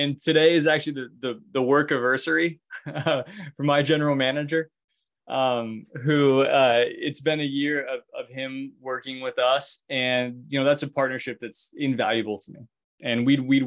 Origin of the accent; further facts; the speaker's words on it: Alaska, United States; now in Oregon, United States; I'm from Alaska originally.